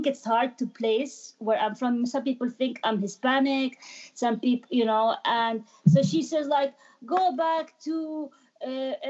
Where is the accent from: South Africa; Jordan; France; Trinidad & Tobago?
Jordan; first language Arabic; English is a second language; moved away as an adult; also born or lived in Amman, Jordan / Kuwait / London, United Kingdom; now in Rockville, United States; growing up in Jordan, and Jordan is pretty, it's not that diverse